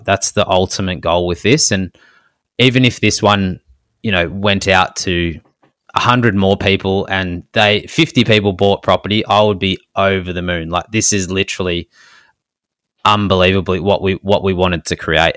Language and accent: English; Melbourne, Victoria, Australia; we're from Melbourne